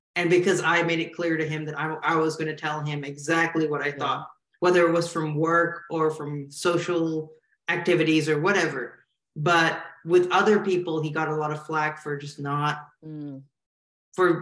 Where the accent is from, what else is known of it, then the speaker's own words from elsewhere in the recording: Malaysia; now in United States; when I was growing up in Malaysia